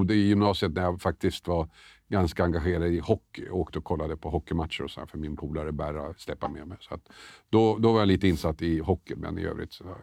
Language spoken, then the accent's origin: Swedish; Tumba, Stockholm County, Sweden; alltså jag växte upp i Tumba. Bodde i Storvreten bland annat, som numera är ett utsatt område.